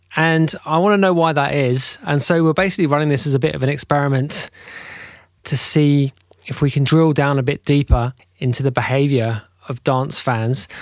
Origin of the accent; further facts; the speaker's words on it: United Kingdom; I'm a Brit too